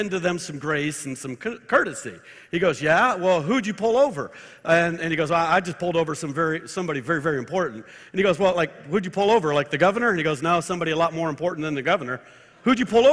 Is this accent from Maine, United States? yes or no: no; Marin County and Sonoma County, California, United States; moved away as an adult; also born or lived in Tulsa, Oklahoma; I am a Californian. I was born in Marin County, just north of San Francisco. Graduated high school in Sonoma County